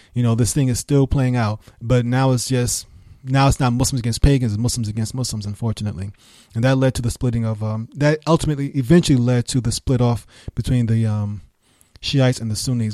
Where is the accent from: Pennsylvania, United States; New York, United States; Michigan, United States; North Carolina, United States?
New York, United States; New York City; moved away; also born or lived in Birmingham; I was raised in New York